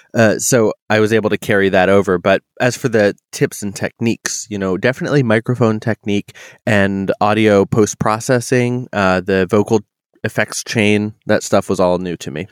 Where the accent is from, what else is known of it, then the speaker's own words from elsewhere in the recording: New England, United States; now in Pacific Northwest, United States; I I come from New England